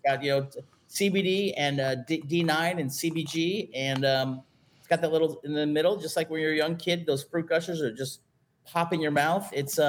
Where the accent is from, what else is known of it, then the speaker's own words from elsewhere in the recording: Arizona, United States; now in San Diego, United States; I'm a San Diego boy. Well, I grew up in Arizona, but I've lived out in California for almost half my life.